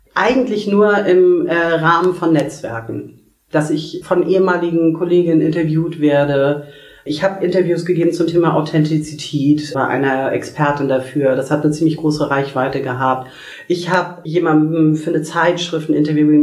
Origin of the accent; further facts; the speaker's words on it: Kiel, Schleswig-Holstein, Germany; ich komme aus Kiel